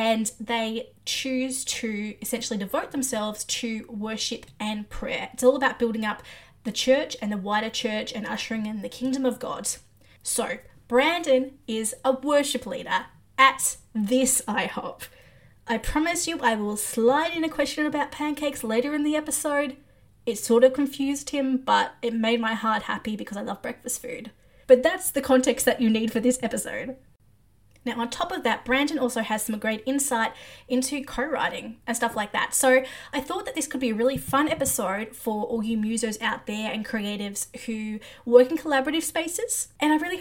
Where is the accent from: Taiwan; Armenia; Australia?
Australia; I'm Australian